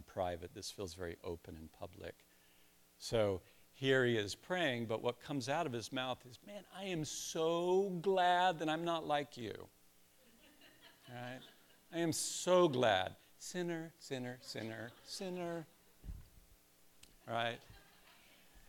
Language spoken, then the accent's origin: English; Columbus, Ohio, United States; I'm from Columbus